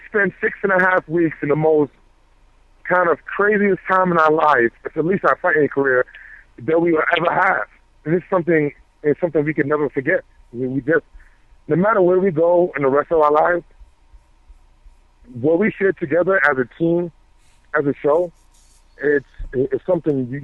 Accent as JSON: {"language": "English", "region": "New York", "country": "United States", "moved": "yes", "lives_now": "Colorado, United States", "said": "I'm from New York"}